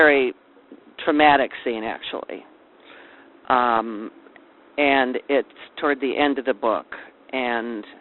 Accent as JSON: {"language": "English", "town": "Silver Lake", "country": "United States", "tie": "born or raised there", "said": "the little community where we grew up in Silver Lake"}